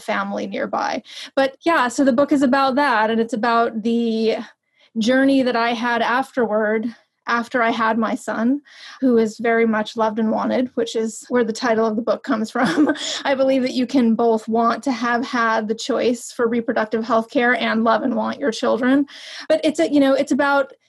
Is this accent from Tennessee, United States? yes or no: no; New York, United States; moved away as an adult; also born or lived in Los Angeles; a person who grew up in New York and then lived in Los Angeles